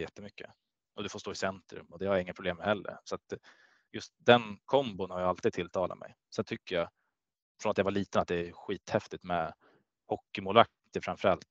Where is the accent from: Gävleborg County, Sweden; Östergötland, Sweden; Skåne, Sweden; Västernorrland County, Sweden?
Gävleborg County, Sweden; Gävle; moved away; also born or lived in Kalmar; jag är från Gävle och där är hockey ja, stort